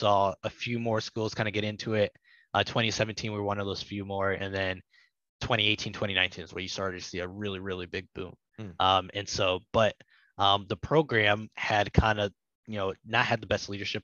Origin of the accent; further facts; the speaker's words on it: Toledo, Ohio, United States; I grew up in Toledo